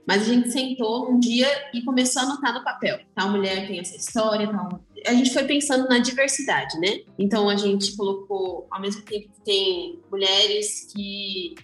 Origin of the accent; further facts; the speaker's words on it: interior of São Paulo, Brazil; sou do interior de São Paulo